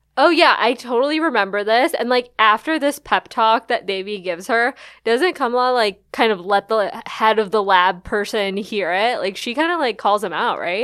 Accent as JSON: {"language": "English", "town": "Chicago", "region": "Illinois", "country": "United States", "tie": "born or raised there", "said": "I grew up in Chicago."}